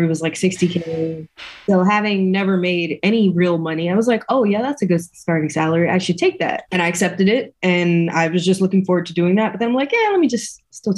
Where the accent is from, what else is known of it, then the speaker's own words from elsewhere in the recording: New York City, New York, United States; I am originally from East New York, Brooklyn, born and raised